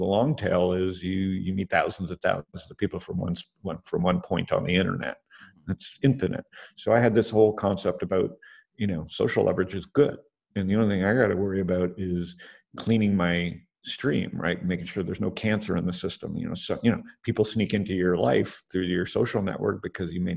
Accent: Canada; I'm Canadian

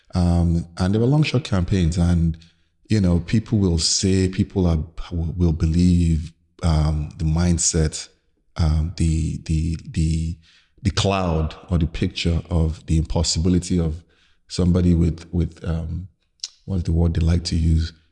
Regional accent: Lagos, Nigeria; growing up in Lagos in the nineties

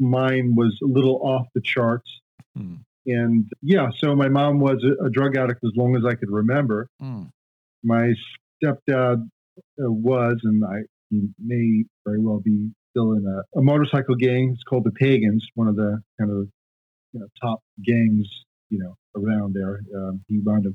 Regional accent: Long Island, New York, United States; also born or lived in Japan; born in New York, Long Island, New York

